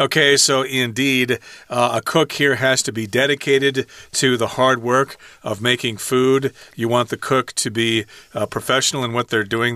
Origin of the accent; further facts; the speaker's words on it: United States; I'm American